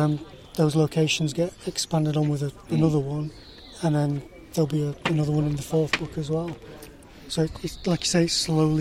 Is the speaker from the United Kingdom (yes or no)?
yes; Ossett, Yorkshire and the Humber, United Kingdom; I had obviously had to go back to Ossett because that was my hometown.